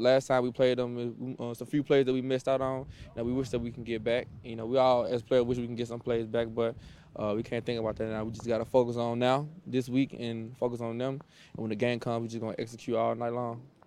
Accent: Mississippi, United States; moved away as an adult; also born or lived in Illinois / Minnesota / Cleveland; I'm from Mississippi

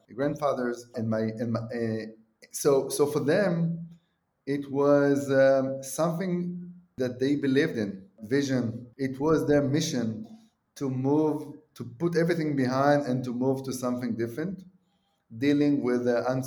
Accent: Israel; I'm from Israel

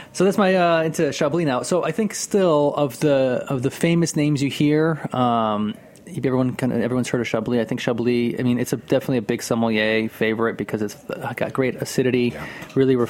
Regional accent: Northeast, United States; I'm from the Northeast here

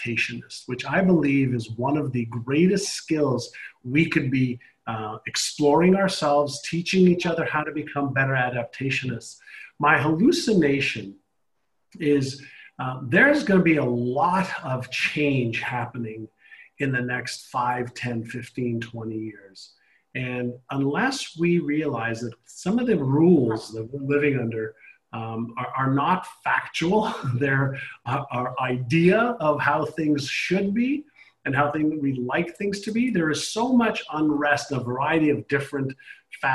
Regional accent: Canada; now in United States; I live in the U.S. I don't vote in the U.S. I'm Canadian.

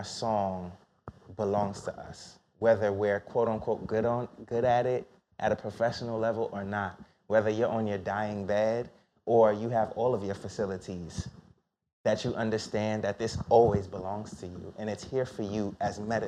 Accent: New York City, New York, United States; I was born in Brookdale Hospital where people go

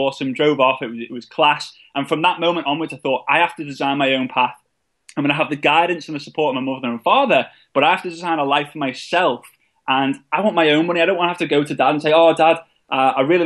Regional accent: England, United Kingdom; being an English person

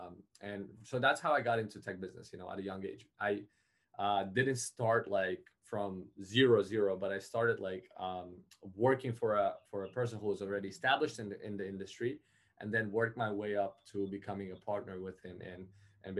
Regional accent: Uzbekistan; moved away; I come originally from Uzbekistan

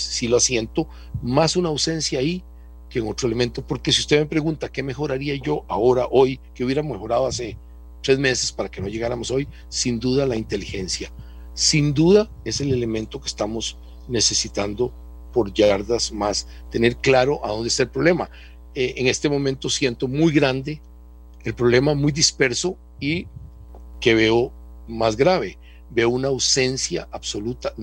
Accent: Costa Rica

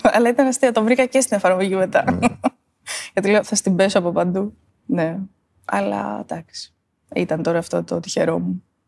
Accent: Ioannina, Epirus, Greece; είμαι από τα Γιάννα και μένω στα Γιάννενα

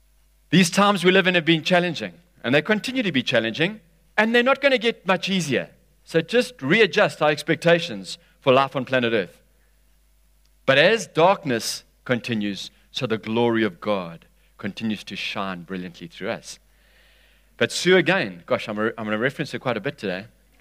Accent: Durban, KwaZulu-Natal, South Africa; Because we're from Durban, and Durban's been hammered a bit over the last 3 years.

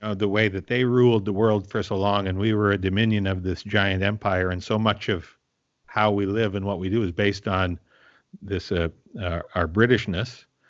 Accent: Tisdale, Saskatchewan, Canada; now in Vancouver, Canada; Tisdale, my hometown, is about three thousand.

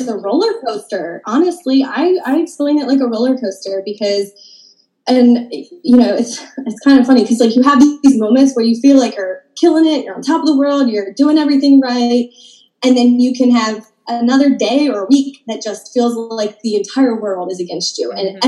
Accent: Maryland, United States; moved away as an adult; now in North Carolina, United States; I'm originally from Maryland

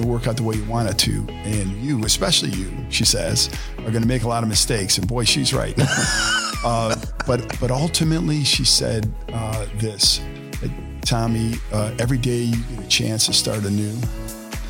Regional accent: Cleveland Heights, Ohio, United States; now in Cincinnati, United States; Born and raised in Cleveland Heights, super blessed to be in this beautifully diverse area.

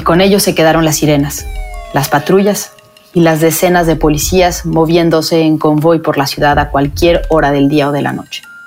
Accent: Mexico; moved away as an adult; also born or lived in Mexico City; now in Washington, United States; en México, en mi país

